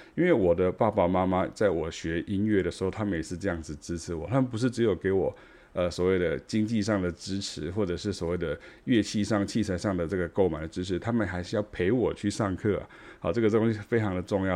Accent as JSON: {"language": "Chinese", "region": "Taichung", "country": "Taiwan", "tie": "born or raised there", "moved": "as an adult", "lives_now": "Taipei, Taiwan", "said": "因为台中是我的家哈，它是我的老家这样哈"}